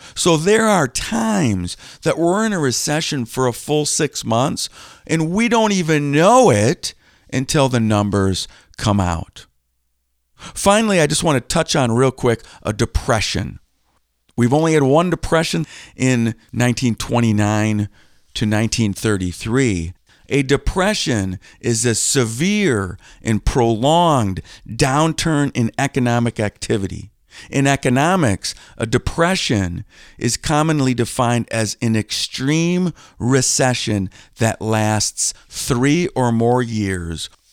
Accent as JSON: {"language": "English", "town": "Green Bay", "region": "Wisconsin", "country": "United States", "tie": "born or raised there", "said": "I grew up just a few minutes from Lambeau Field"}